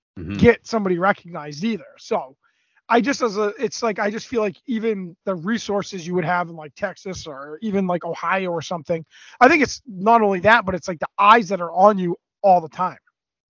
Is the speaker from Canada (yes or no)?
yes; Canada; we grew up in Canada and you grew up playing hockey